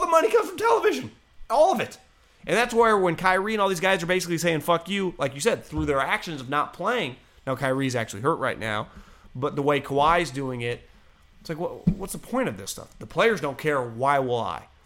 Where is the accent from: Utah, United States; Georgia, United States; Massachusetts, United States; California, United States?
California, United States; Walnut Creek; I was from Walnut Creek